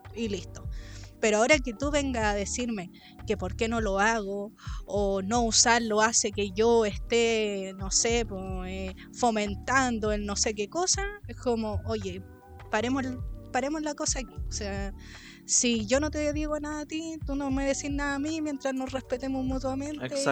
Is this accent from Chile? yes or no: yes; Chile; todas esas palabras que uno usa como chileno